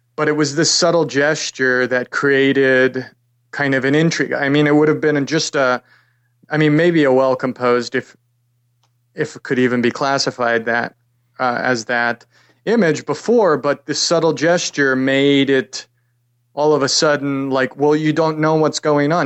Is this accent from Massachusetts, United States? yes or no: no; New York City, New York, United States; also born or lived in Pasadena, California; I'm from New York originally.